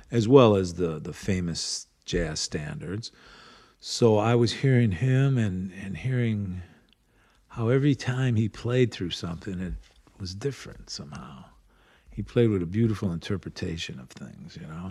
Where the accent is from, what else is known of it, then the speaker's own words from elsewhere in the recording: Cleveland, Ohio, United States; growing up around Cleveland